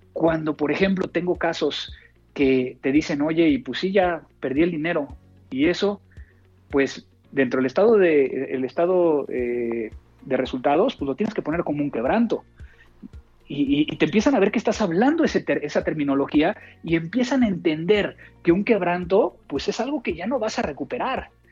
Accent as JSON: {"language": "Spanish", "country": "Mexico", "said": "no como comida mexicana fuera de mi país porque no sabe igual"}